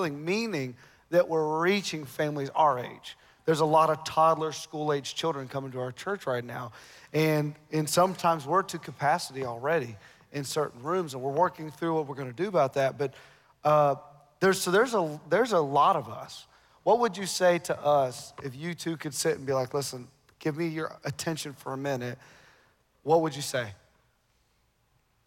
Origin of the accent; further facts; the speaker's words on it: Ohio, United States; moved away; we're from Ohio. We were planted here